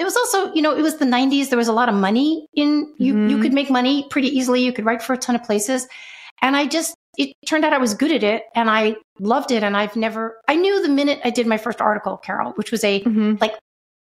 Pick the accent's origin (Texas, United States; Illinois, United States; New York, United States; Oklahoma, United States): New York, United States; New York City; moved away as an adult; also born or lived in Los Angeles; I moved to Los Angeles from New York City, where I'm from, when I was 24.